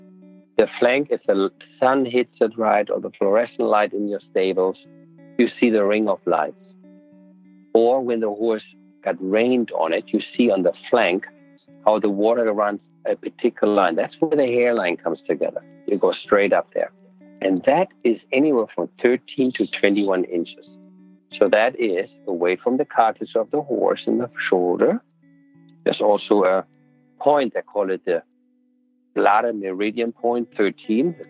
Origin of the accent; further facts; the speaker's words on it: Buenos Aires, Argentina; I grew up in Buenos Aires